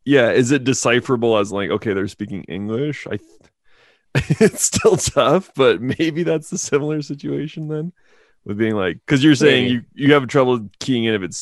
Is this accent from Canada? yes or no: yes; Lloydminster, Canada; in Lloydminster here in the oil field.